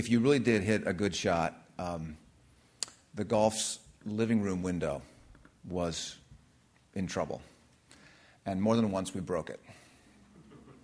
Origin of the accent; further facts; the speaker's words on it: Redlands, California, United States; The address was 436 Eucalyptus Drive, Redlands, California